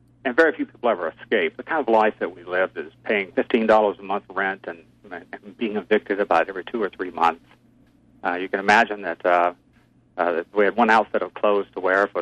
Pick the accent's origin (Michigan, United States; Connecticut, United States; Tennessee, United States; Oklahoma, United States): Tennessee, United States; Stewart County; also born or lived in Granite City, Illinois; I grew up in the South